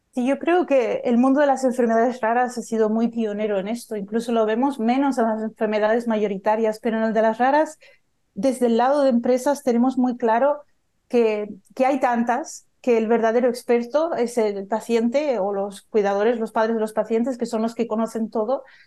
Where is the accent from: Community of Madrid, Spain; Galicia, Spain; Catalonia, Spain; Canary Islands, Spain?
Canary Islands, Spain; Tenerife; moved away; yo soy española de Tenerife